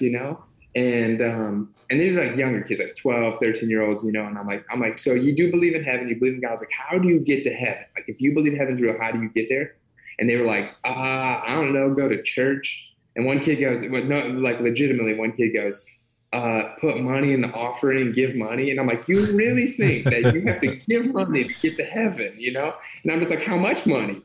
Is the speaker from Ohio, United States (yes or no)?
yes; Ohio, United States; born and raised in Ohio